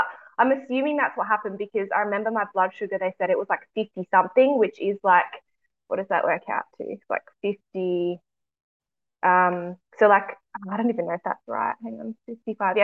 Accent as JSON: {"language": "English", "town": "Adelaide", "region": "South Australia", "country": "Australia", "said": "I'm from Adelaide, so South Australia"}